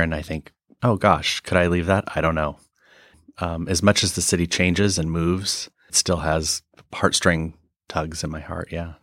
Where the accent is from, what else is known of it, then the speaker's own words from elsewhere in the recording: eastern Washington, United States; also born or lived in London, United Kingdom / Norway; now in Seattle, United States; was raised in eastern Washington